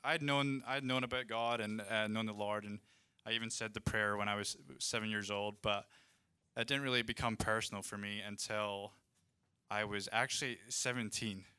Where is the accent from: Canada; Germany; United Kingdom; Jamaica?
United Kingdom; Scotland; now in Redding, United States; I'm from Scotland